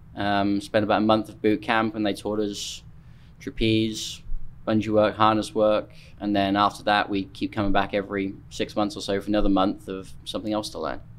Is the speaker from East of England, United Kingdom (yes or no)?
yes; Norfolk, East of England, United Kingdom; moved away as an adult; now in United States; I'm from uh, Norfolk on the east coast of England